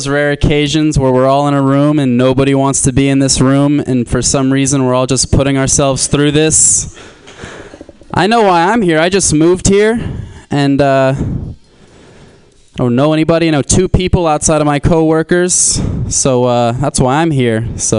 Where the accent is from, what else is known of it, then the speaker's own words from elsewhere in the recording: Florida, United States; I'm from Florida. And the name of my high school was Plantation High School.